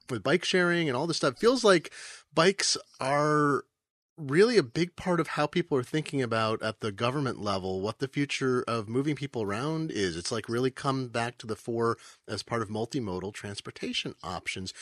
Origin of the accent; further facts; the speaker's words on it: Eugene, Oregon, United States; now in Seattle, United States; I grew up in Eugene, Oregon, which was a super biking town when I was a kid